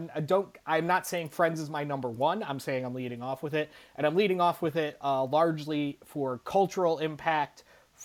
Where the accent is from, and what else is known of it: United States